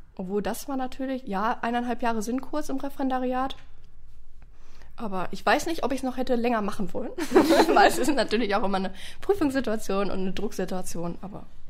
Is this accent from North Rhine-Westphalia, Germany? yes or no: yes; Oberhausen, North Rhine-Westphalia, Germany; ich komme gebürtig aus Oberhausen